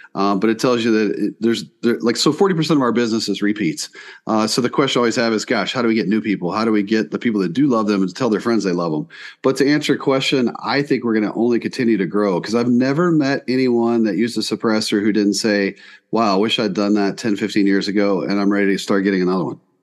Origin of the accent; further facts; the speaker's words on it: East Coast, Southeast, United States; moved away as an adult; now in South Dakota, United States; I grew up on the East Coast, uh, Southeast